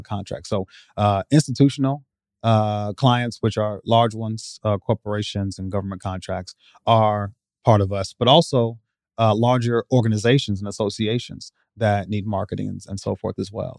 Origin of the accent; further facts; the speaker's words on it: Iowa, United States; also born or lived in Chicago, Illinois; allowed me to move away from that environment into, uh, Iowa. uh, when I was nine